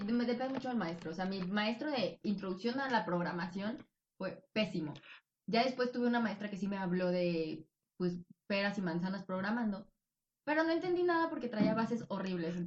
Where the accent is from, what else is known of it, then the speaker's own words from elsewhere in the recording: Tabasco, Mexico; moved away; also born or lived in Mexico City / Michoacán; Nacida en el Distrito Federal, criada en Tabasco con raíces de Michoacán